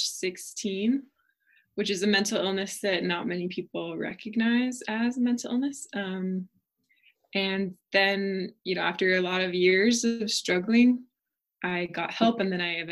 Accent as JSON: {"language": "English", "region": "Oregon", "country": "United States", "moved": "as an adult", "lives_now": "Utah, United States", "said": "I'm from Oregon originally"}